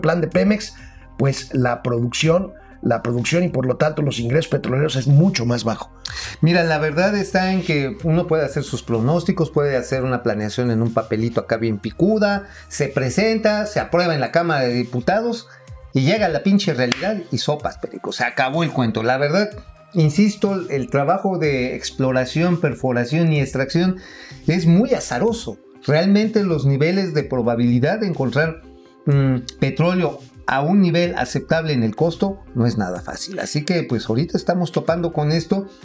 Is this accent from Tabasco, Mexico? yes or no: yes; Tabasco, Mexico; moved away; en las costas de Tabasco, allá en mi patria chica